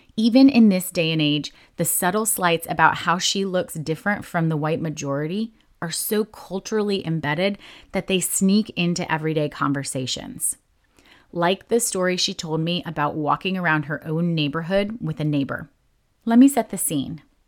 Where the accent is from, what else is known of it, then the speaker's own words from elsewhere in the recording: New Jersey, United States; I was born and raised in New Jersey